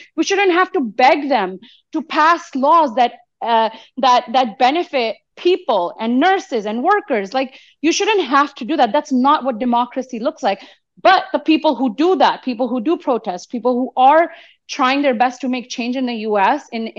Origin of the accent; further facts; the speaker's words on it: United States; as an American who lives in the belly of the beast